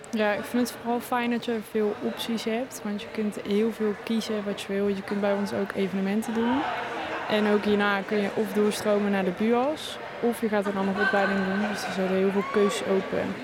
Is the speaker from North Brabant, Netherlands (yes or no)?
yes; North Brabant, Netherlands; ik kom ook uit Brabant